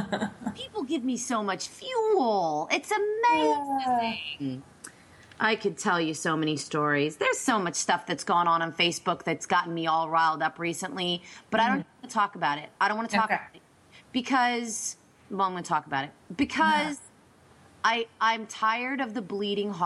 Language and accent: English; Berks County, Pennsylvania, United States; this is just in my hometown